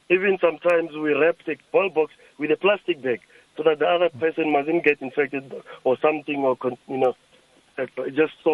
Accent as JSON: {"language": "English", "town": "Lulekani", "region": "Limpopo", "country": "South Africa", "tie": "born or raised there", "said": "my my place where I grew up in Lulekani"}